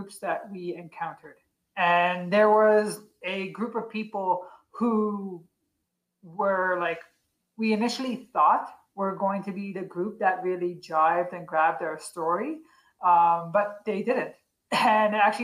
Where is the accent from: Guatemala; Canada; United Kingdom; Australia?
Canada; Newfoundland and Labrador; now in Edmonton, Canada; myself growing up in Newfoundland